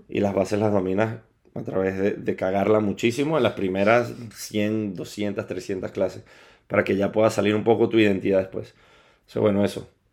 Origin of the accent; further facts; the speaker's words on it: Caracas, Capital District, Venezuela; moved away as an adult; also born or lived in Lisbon / Southampton / Mexico / Colombia; now in Madrid, Spain; Yo soy de Venezuela, o sea, nacido y criado en, en Caracas, Venezuela